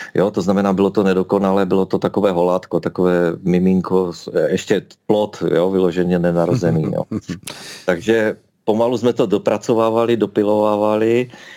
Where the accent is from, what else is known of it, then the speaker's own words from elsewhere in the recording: Ostrava, Moravian-Silesian Region, Czechia; Narodil jsem se v Ostravě, žiju v Ostravě, mám rád Ostravu